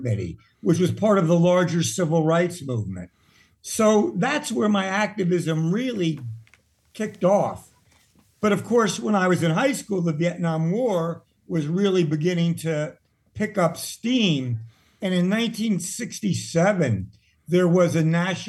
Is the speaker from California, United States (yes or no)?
no; Washington, District of Columbia, United States; I grew up in Washington, D.C. in the 1950s.